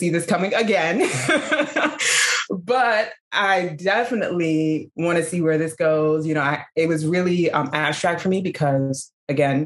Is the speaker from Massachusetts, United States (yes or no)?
no; New York City, New York, United States; moved away as an adult; also born or lived in Bronx / Harlem; now in Los Angeles, United States; I'm originally a New Yorker, native New Yorker